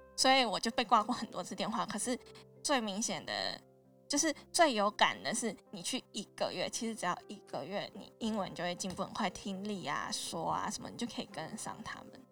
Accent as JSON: {"language": "Chinese", "country": "Taiwan", "also_born_or_lived": "United Kingdom", "said": "我是台湾来的学生"}